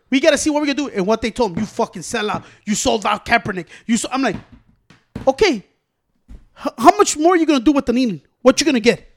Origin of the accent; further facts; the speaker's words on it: United States; I was born in the United States of America